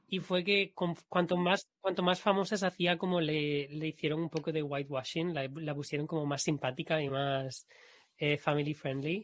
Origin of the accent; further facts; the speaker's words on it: Spain; accent: Spanish accent in English; yo hablando inglés con un acento español